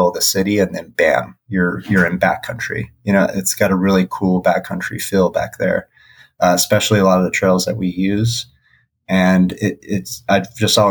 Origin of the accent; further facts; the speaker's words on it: Las Vegas, Nevada, United States; you're from Vegas